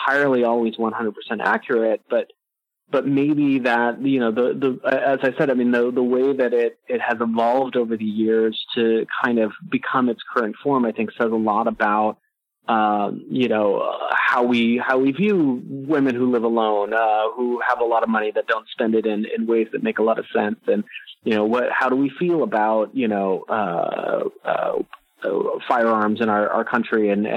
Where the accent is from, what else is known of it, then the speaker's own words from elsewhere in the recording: San Jose, California, United States; I grew up in San Jose, California, so I grew up next to the Winchester Mystery House